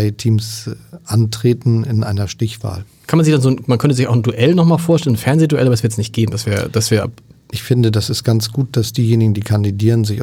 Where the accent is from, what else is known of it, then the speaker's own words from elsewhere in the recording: Hamburg, Germany; komme aus Hamburg und ich rede nicht so